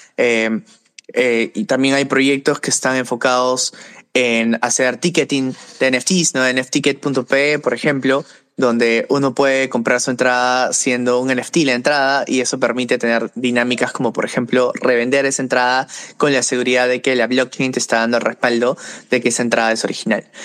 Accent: Peru; trabajaba con startups aquí en Perú, de donde soy

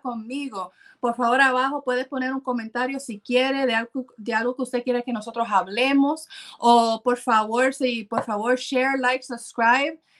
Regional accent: Puerto Rico; yo soy puertorriqueña

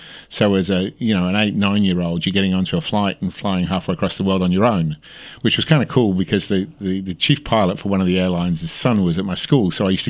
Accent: Australia; Well, I went backwards and forwards to Great Britain over the years, but I came from Australia to here.

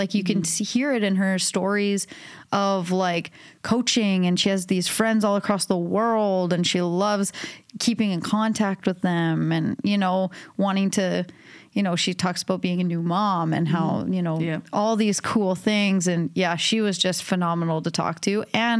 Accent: Winnipeg, Manitoba, Canada; We are all from Winnipeg, Manitoba.

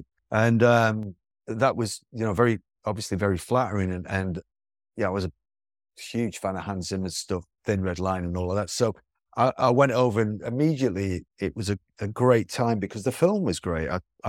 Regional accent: England, United Kingdom; growing up in England in the 60s and 70s, James Bond is an institution

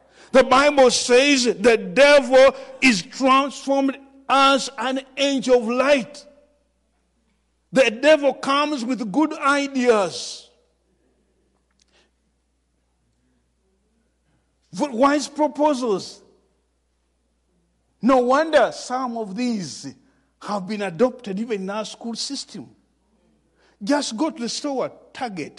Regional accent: Uganda; from Uganda

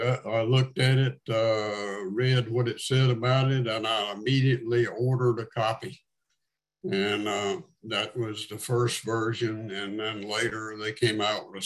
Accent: North Carolina, United States; also born or lived in Atlanta, Georgia; now in Birmingham, United States; born and raised in North Carolina. Wound up in Atlanta, Georgia for about 23 years. Actually, now living in Birmingham

